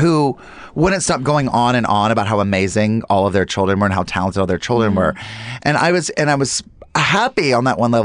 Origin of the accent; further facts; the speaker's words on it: North Carolina, United States; now in Los Angeles, United States; as a Southerner and like moving out